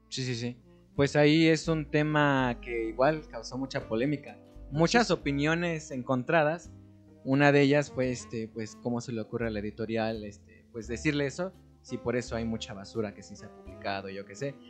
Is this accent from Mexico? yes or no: yes; Mexico; aquí en mi país